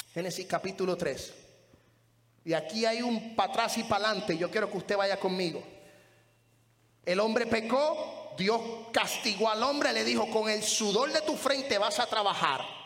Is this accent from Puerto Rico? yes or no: yes; Puerto Rico; moved away; en la iglesia donde yo me crié, allá en Puerto Rico